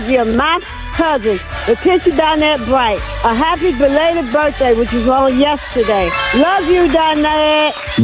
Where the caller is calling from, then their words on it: Washington, District of Columbia, United States; I'm calling from Washington, D.C.